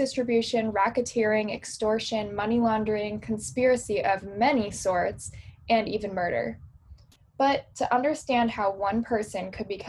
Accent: Chicago, Illinois, United States; I'm originally from Chicago, and I grew up hearing lore about Al Capone

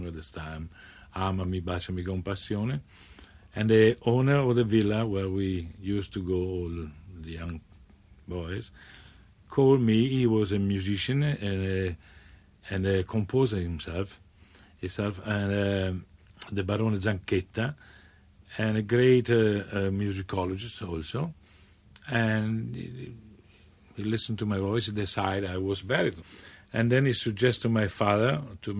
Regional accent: Bassano del Grappa, Veneto, Italy; English is a second language; moved away; Bassano del Grappa, yes. It's a lovely, romantic, medieval town with a beautiful river and a marvelous mountain all around. Mm-hmm. And the Grappa is the mountain number one, very historical, and that's give the name to my hometown.

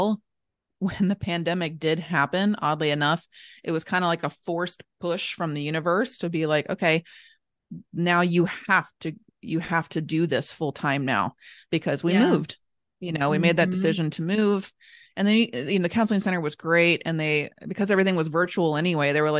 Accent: Northern Kentucky, United States; also born or lived in Lexington, Kentucky; I was born and raised in Northern Kentucky. Born and raised in Northern Kentucky. I live here now

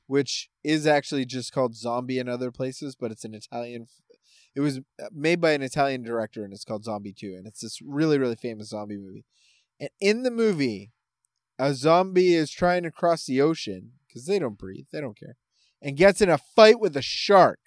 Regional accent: Canada; I am Canadian

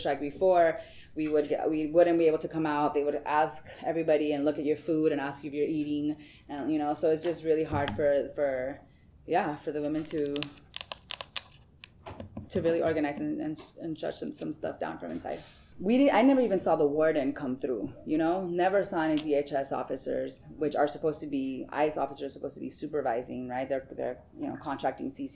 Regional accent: Tucson, Arizona, United States; moved away as an adult; also born or lived in California; now in Washington, D.C., United States; I'm from Tucson, Arizona

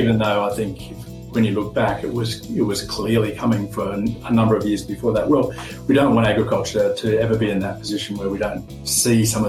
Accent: Sydney, New South Wales, Australia; also born or lived in Armidale; I was born in Sydney in the suburbs

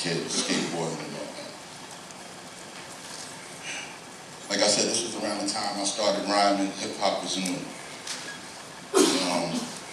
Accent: New York City, New York, United States; also born or lived in Brooklyn / Bronx / Queens / Staten Island; I hail from Staten Island. We call that Shaolin Wu-Tang. But some of y'all may not know I'm a Brooklynite. You know, born in Brooklyn. But by the time I moved to Staten Island or Shaolin at the age of 10, I had already lived in the Bronx, Crown Heights, Jamaica, Queens, Bushwick

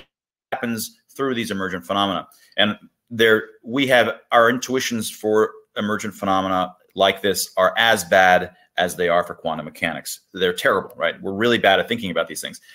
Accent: United States; I was born in America.

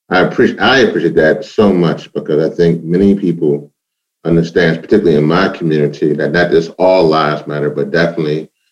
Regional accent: Louisiana, United States; now in Washington, D.C. area, United States; I'm from Louisiana. All we have is alligators and swamps, and that's about it.

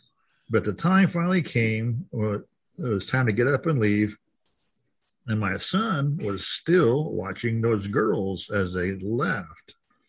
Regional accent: California, United States; I am from Silicon Valley, California, in San Francisco Bay Area.

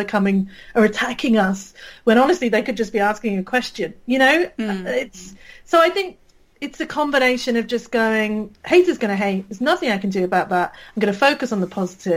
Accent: United Kingdom; accent: British; I can probably tell from my accent, I'm British

